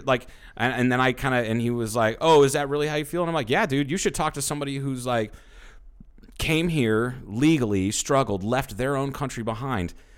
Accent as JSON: {"language": "English", "region": "the Bible Belt", "country": "United States", "tie": "born or raised there", "said": "I grew up in the Bible Belt"}